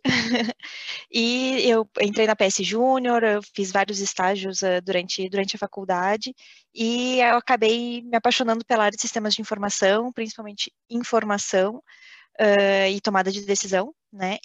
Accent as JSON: {"language": "Portuguese", "country": "Brazil", "moved": "as an adult", "lives_now": "France", "said": "saí do Brasil, foi a primeira vez, primeira experiência fora do Brasil"}